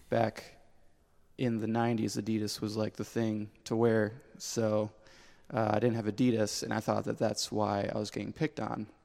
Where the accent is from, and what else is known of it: Michigan, United States; born or raised there; also born or lived in Pennsylvania